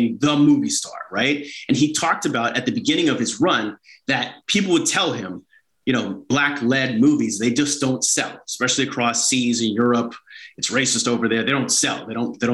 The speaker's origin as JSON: {"language": "English", "town": "Toronto", "region": "Ontario", "country": "Canada", "tie": "born or raised there"}